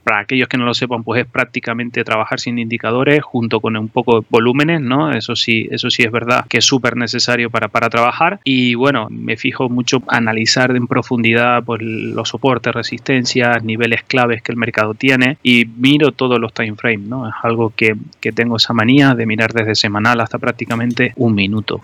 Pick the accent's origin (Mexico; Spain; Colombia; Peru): Spain; Tenerife, Canary Islands; moved away as an adult; now in Madrid, Spain; sabrán que por mi acento soy de Tenerife, pero bueno, vine aquí a Madrid a estudiar